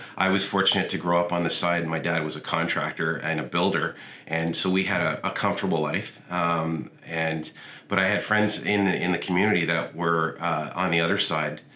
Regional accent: Toronto, Ontario, Canada; now in Kemptville, Canada; I grew up in downtown Toronto in a small area called Cabbage Town.

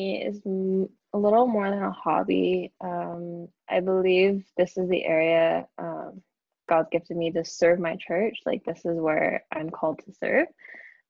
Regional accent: Coquitlam, British Columbia, Canada; I'm from Coquitlam, BC

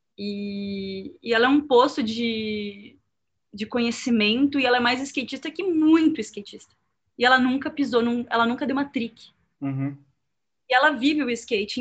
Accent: Porto Alegre, Rio Grande do Sul, Brazil; moved away as an adult; now in São Paulo, Brazil; eu não sou de São Paulo, eu moro atualmente em São Paulo há sete anos, mas eu sou de Porto Alegre

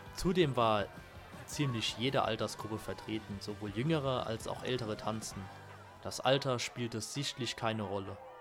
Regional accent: Germany; bei uns hier in Deutschland, ähm, wir kommen ja beide auch aus Dörfern

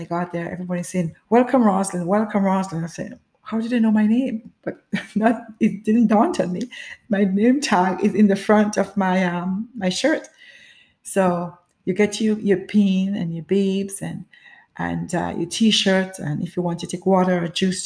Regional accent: Grenada; As a child growing up in the Caribbean, which is Grenada

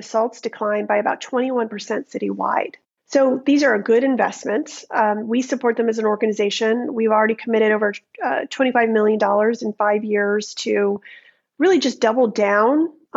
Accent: United States; as a teen growing up in America

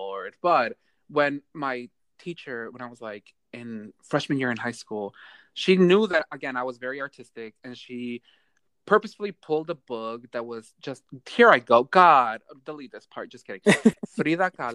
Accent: Baltimore, Maryland, United States; I'm from Baltimore

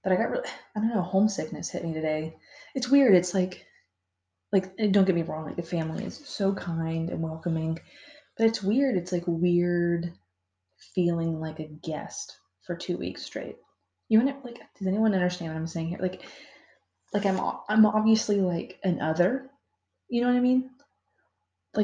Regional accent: Florida, United States; moved away; I'm from Florida

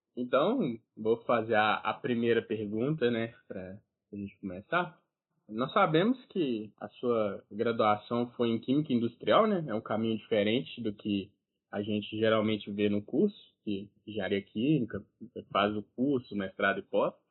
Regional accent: Ipatinga, Minas Gerais, Brazil; aqui na minha região, que eu sou de Patinga

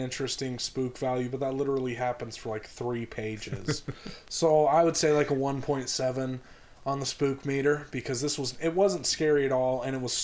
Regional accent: Utah, United States; moved away; growing up in Utah, you kind of go to, like, fairs and stuff

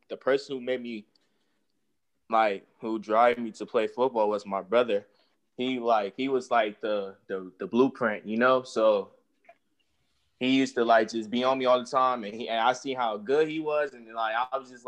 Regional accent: California, United States; I'm from California too

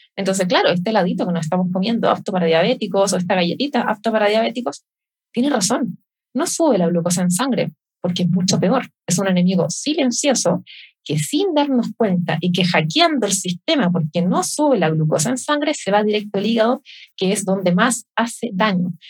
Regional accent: Chile; acá somos los chilenos.

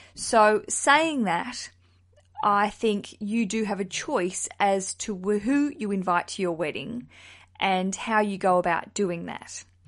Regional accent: Tasmania, Australia; now in London, United Kingdom; I'm from Tasmania originally

